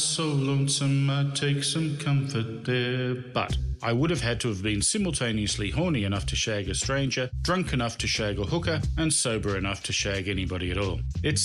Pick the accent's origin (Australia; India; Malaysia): Australia; I am from Australia